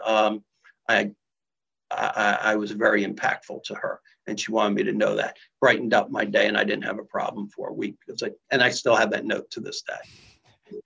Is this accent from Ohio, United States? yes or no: yes; Columbus, Ohio, United States; I'm from Columbus